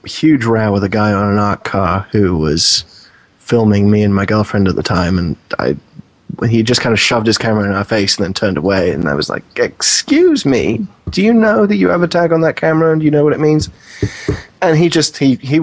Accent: United Kingdom; moved away as an adult; also born or lived in New York; now in United States; you can probably tell from my accent, I'm not from the U.S. to begin

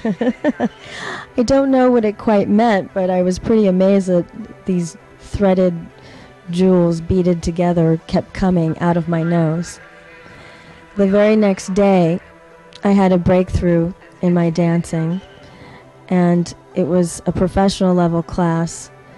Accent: Los Angeles, California, United States; And I grew up performing in Los Angeles, since we have so much available to us as creative artists.

